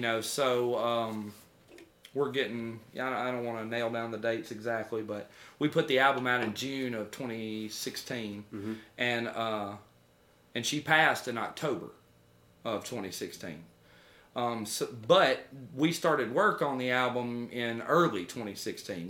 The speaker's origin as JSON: {"language": "English", "country": "United States", "said": "I'm an American"}